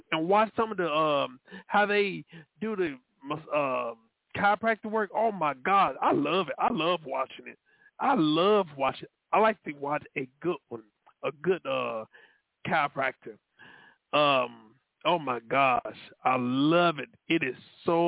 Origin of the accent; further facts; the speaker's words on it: Dallas, Texas, United States; I was born in South Dallas, but raised in Oak Cliff